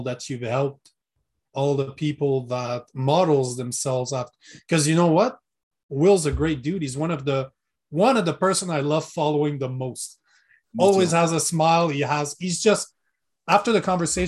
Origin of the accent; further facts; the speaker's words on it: Canada; accent: French; first language French; English is a second language; My first language is French